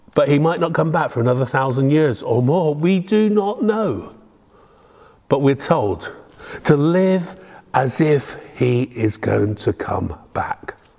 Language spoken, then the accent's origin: English; Devon, South West England, United Kingdom; moved away; I'm very proud to come from Devon, the Promised Land